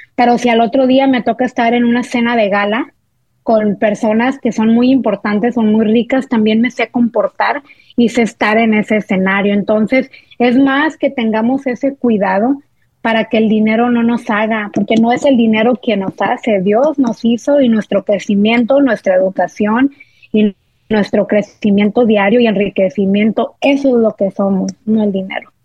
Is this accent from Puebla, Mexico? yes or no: no; Monterrey, Nuevo León, Mexico; nosotros somos de Monterrey, soy regia de corazón